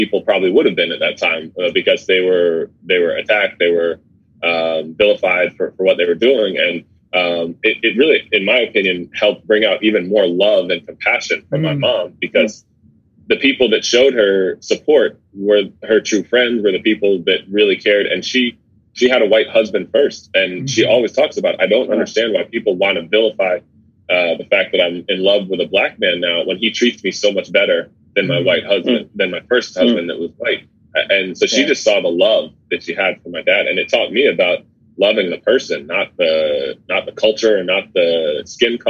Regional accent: Fairfield, Connecticut, United States; moved away as an adult; also born or lived in New York; now in San Diego, United States; I was born in New York, but grew up in Connecticut mostly. I moved to Connecticut when I was about six, and grew up in Fairfield

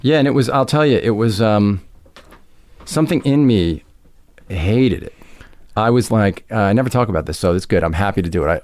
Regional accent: Roslyn, New York, United States; also born or lived in Westbury, New York; I grew up first in Westbury and then in a town called Roslyn

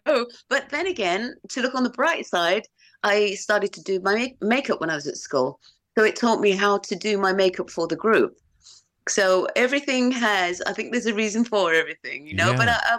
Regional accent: Romford, London, United Kingdom; accent: Romford; also born or lived in Los Angeles; So yeah, we spent 13 years out there. So my accent is kind of like got a little bit of Romford, and it's good. From LA.

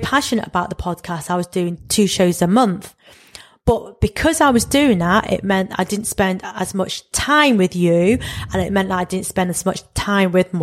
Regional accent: United Kingdom; I'm really embracing being a British East and Southeast Asian

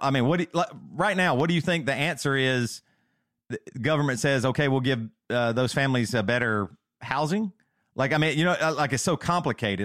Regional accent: the South, United States; I'm from the South

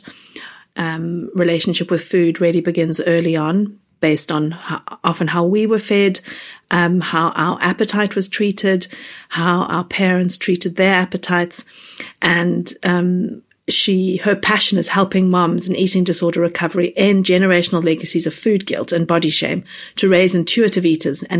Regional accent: South Africa; moved away; where I grew up in South Africa

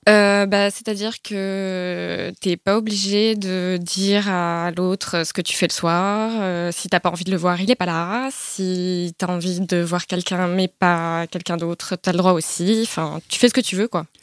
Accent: Paris, Île-de-France, France; j'ai vingt-cinq ans et je suis parisienne

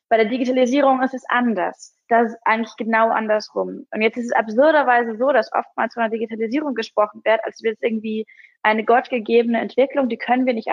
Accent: Hamburg, Germany; aber das wäre natürlich auch als Hamburgerin mein Traum, dass Hamburg dann irgendwann diese Stadt wird

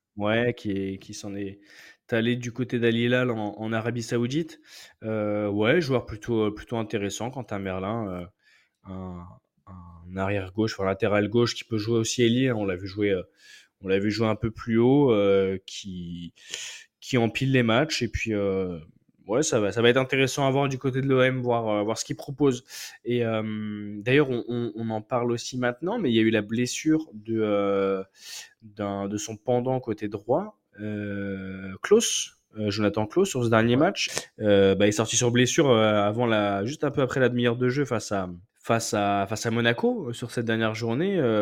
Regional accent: Seine-Saint-Denis, Île-de-France, France; de là où j'ai grandi dans le 9-3

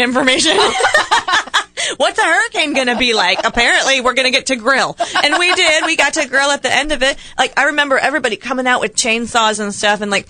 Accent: Ohio, United States; moved away; also born or lived in Chicago; growing up in Ohio

